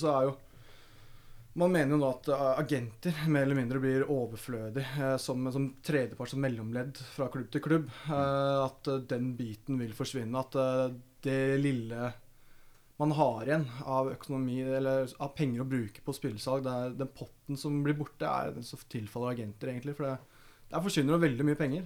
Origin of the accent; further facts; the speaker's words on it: Lørenskog, Akershus, Norway; jeg er fra Lørenskog